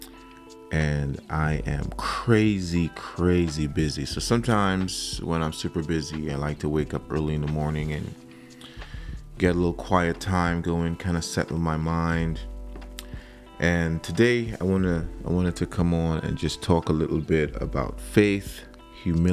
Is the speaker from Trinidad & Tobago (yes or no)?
yes; Trinidad & Tobago; moved away; I grew up in Trinidad, and I grew up in a church home